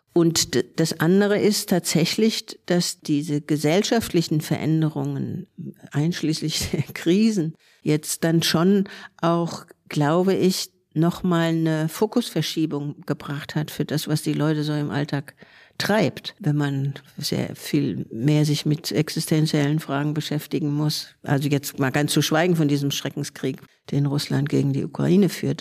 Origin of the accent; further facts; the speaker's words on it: Frankfurt, Hesse, Germany; moved away as an adult; now in Berlin, Germany; ursprünglich aus Frankfurt, ich bin geborene Frankfurterin und bin in Anfang der 80er nach Berlin übergesiedelt.